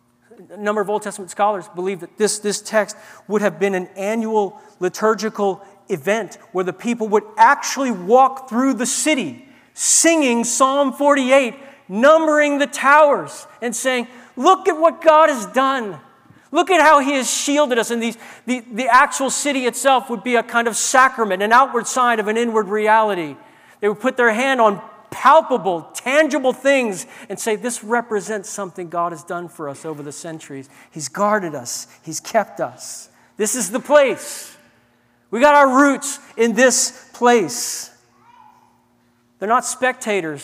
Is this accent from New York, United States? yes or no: no; New Orleans, Louisiana, United States; I grew up in New Orleans